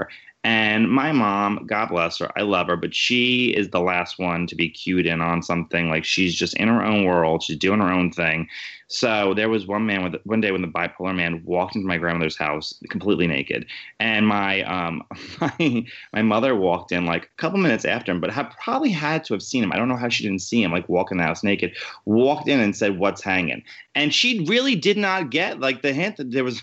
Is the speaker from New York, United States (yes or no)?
yes; New York City, New York, United States; I'm born and raised Queens